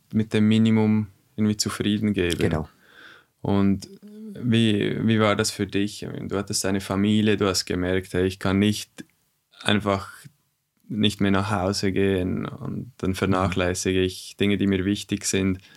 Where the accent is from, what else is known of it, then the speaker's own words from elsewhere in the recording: Switzerland; bei uns in der Schweiz